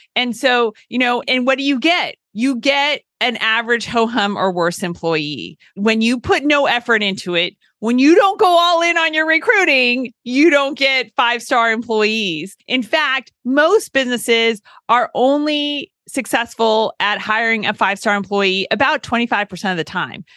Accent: California, United States; moved away as an adult; also born or lived in Tennessee; I was a California girl who went to college at Vanderbilt during a time many moons ago when no one was going from California

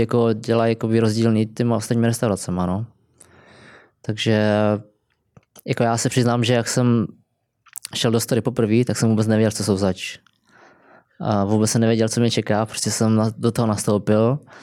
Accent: Kroměříž, Zlín Region, Czechia; moved away as an adult; also born or lived in Brno; now in London, United Kingdom; já jsem pracoval vlastně v Kroměříži, kde jsem vyrůstal

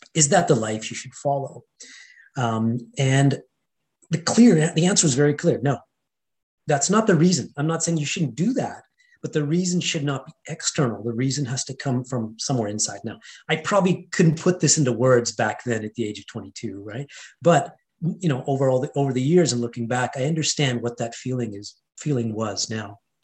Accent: Edmonton, Alberta, Canada; first language Hindi; moved away; also born or lived in India; I grew up in an Indian household um, in Edmonton, Alberta, Canada, Western Canada. So, I was born and raised in Canada

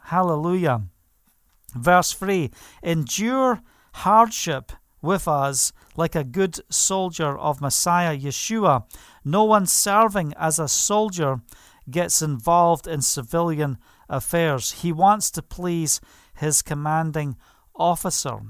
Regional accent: Scotland, United Kingdom; I was brought up in Scotland

